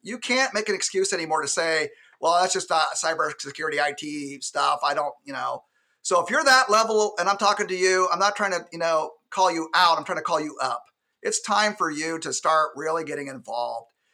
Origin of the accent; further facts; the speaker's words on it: Alaska, United States; And I'm from Alaska, born and raised